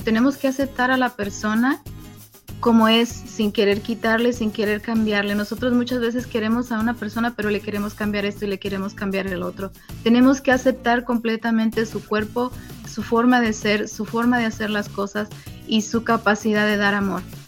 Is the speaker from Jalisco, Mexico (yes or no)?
no; Michoacán, Mexico; moved away as an adult; also born or lived in Puruándiro; now in Las Vegas, United States; De Michoacán, México.